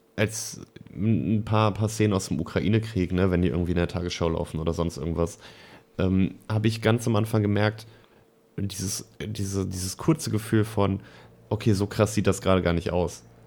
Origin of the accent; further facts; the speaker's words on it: Germany; bei uns in Deutschland